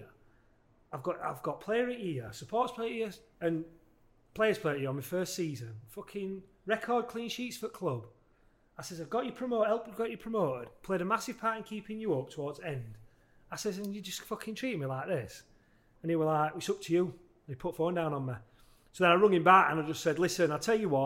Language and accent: English; Halifax, Yorkshire and the Humber, United Kingdom; I'm from Halifax, and everyone, a lot of family members were